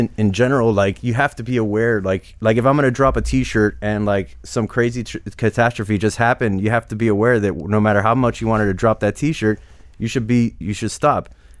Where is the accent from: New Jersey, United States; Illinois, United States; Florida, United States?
Florida, United States; Hialeah; also born or lived in Cutler Ridge; So, I mean, it was like we grew up in Hialeah. Then we moved to Cutler Ridge.